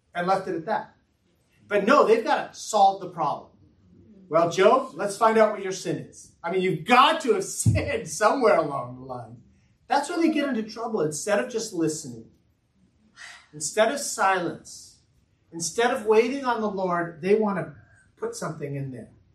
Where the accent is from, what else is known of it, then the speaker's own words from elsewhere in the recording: United States; I'm an American